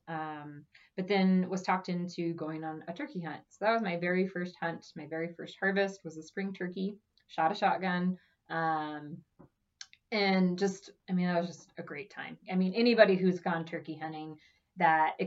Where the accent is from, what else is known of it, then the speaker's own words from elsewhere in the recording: Omaha, Nebraska, United States; I grew up in Omaha and I've lived in Omaha my whole life